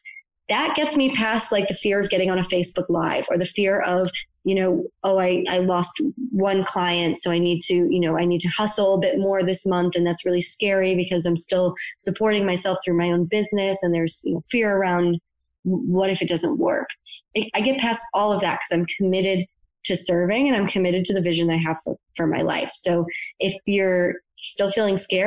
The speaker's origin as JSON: {"language": "English", "town": "Buffalo", "region": "New York", "country": "United States", "tie": "born or raised there", "moved": "yes", "said": "I'm from Buffalo, New York. Very few people left my hometown"}